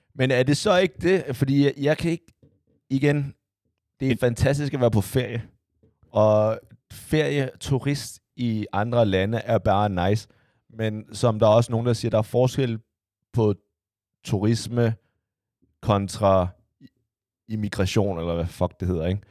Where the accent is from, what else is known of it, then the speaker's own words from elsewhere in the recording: Denmark; hvor er du fra? Og jeg siger Danmark i udlandet